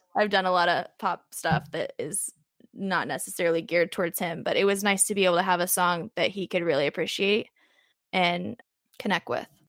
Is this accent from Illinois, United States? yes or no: yes; Southern Illinois, United States; now in Nashville, United States; I'm from Southern Illinois, which is just about three and a half hours north of Nashville, so it's not super far. Um, but yeah, I grew up there, very small town, very rural life